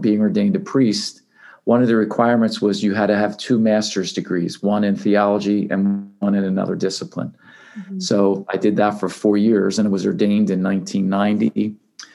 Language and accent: English; Philadelphia, Pennsylvania, United States; now in Lehigh Valley, United States; I grew up in Philadelphia, went to, you know, grade school and then high school, Father Judge.